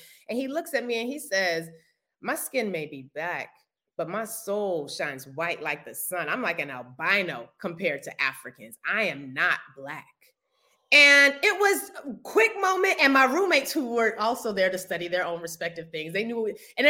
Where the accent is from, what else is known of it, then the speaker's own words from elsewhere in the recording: United States; I'm Black-American